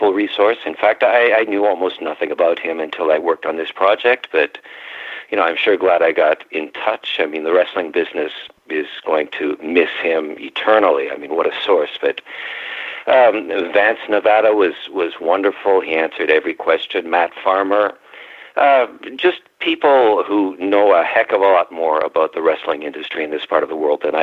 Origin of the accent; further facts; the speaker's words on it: Ontario, Canada; now in Washington, United States; I was raised in Ontario